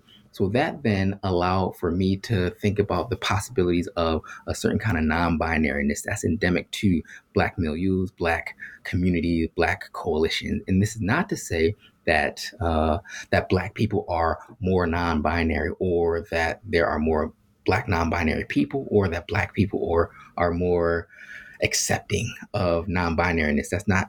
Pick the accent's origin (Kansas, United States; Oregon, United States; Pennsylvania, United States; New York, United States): Pennsylvania, United States; Philadelphia; So I grew up in Philadelphia around a whole bunch of Black folks